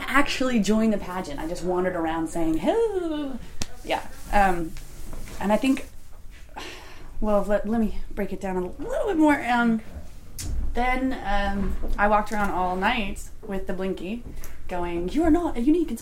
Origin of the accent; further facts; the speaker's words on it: Austin, Texas, United States; moved away; also born or lived in Atlanta; When I moved back to Austin 2 years ago, because I'm from Austin originally